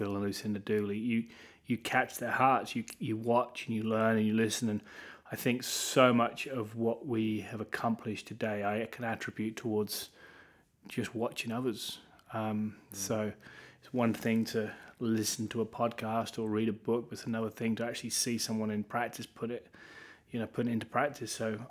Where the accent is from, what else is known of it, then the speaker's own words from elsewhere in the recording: Norwich, East of England, United Kingdom; also born or lived in Cape Town; now in Norwich, United Kingdom; we were with Pastors Phil and Lucinda Dooley in Cape Town for 6 years. And I grew up in Norwich, but we really felt God tugging on our hearts to build and lead a church. And so we headed back to Norwich, which is where I grew up